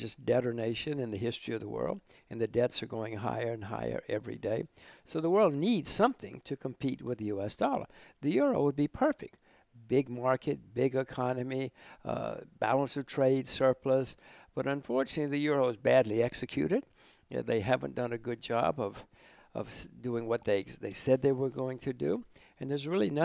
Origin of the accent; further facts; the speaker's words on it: United States; moved away; I'm still an American. My whole family, we're all still Americans